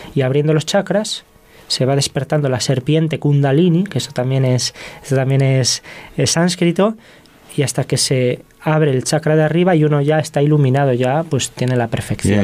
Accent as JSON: {"language": "Spanish", "town": "Zamora", "region": "Castile and León", "country": "Spain", "said": "yo que soy de Zamora, Zamora tiene 60.000 habitantes"}